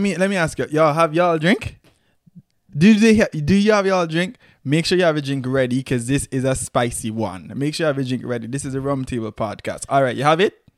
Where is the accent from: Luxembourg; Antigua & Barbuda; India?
Antigua & Barbuda